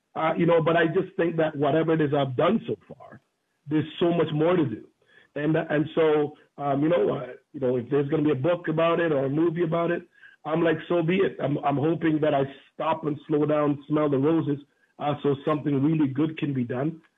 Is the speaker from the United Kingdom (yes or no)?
no; Jamaica; also born or lived in Oakville, Ontario, Canada; now in Canada; growing up in Jamaica, uh, you know, been born in Jamaica, growing up in Oakville